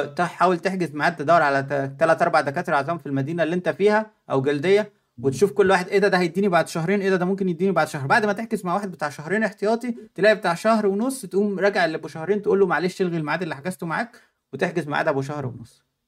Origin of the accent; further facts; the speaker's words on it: Egypt; moved away as an adult; now in Germany; انا في مصر